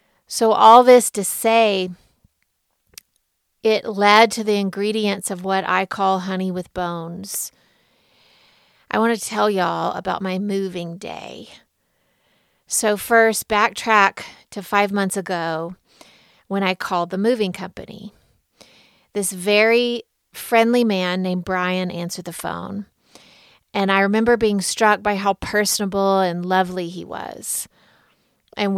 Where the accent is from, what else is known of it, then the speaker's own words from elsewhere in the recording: Deep South, United States; Growing up in the Deep South as I did, mostly I was taught to lead with honey, to be sweet, be good, don't make a stir, smooth it over